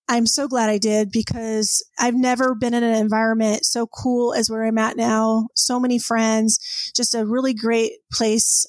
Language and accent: English; San Diego, California, United States; moved away as an adult; also born or lived in Orange County, California; now in Plainview, United States; I grew up in Southern California. I was born in Orange Orange County, but then okay. uh, eventually, I think about age three, my parents moved to San Diego